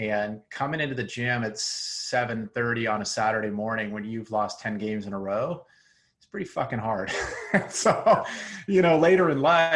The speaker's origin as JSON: {"language": "English", "town": "Seattle", "region": "Washington", "country": "United States", "tie": "born or raised there", "also_born_or_lived": "East Coast / Hong Kong", "moved": "as an adult", "lives_now": "Silicon Valley, United States", "said": "I grew up in Seattle"}